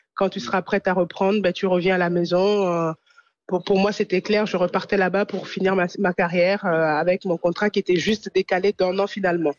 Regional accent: France; also born or lived in Italy; en tant que Française

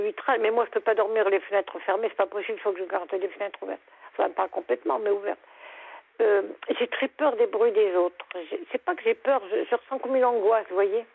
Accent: Lorraine, Grand Est, France; moved away as an adult; now in Lorient, France; je suis Lorraine. J'habitais à côté de Nancy. Mais j'ai émigré pour avoir la mer.

